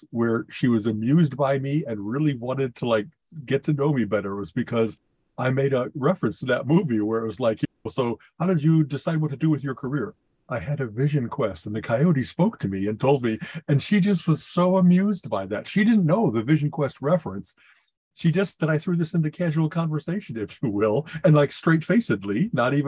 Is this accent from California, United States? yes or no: no; Chicago, Illinois, United States; I grew up in Chicago